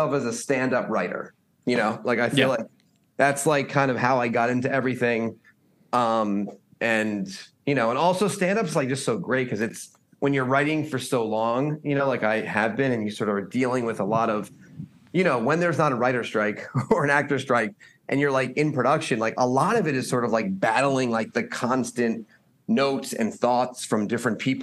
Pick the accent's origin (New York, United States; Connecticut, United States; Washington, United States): Connecticut, United States; Stamford; also born or lived in Boston; now in Los Angeles, United States; I'm from Stamford, Connecticut